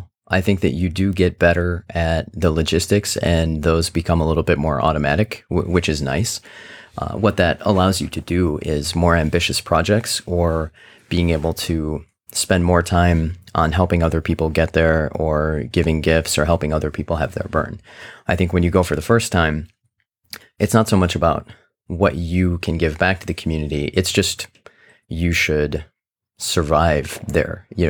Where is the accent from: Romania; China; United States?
United States; Midwest; now in San Francisco, United States; I grew up in the Midwest, where it's a wonderful place to grow up, but sometimes you don't get exposed to a lot of the different points of view and people and everything who are out there.